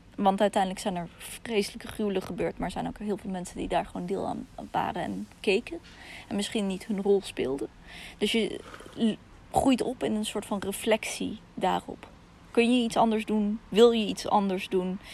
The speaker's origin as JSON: {"language": "Dutch", "country": "Russia", "moved": "yes", "lives_now": "Netherlands", "said": "In mijn geval Rusland"}